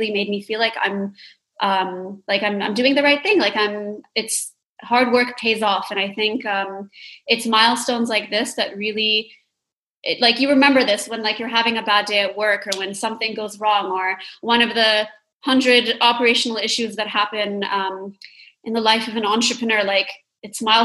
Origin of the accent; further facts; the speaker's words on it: Dubai, United Arab Emirates; when I was growing up in Dubai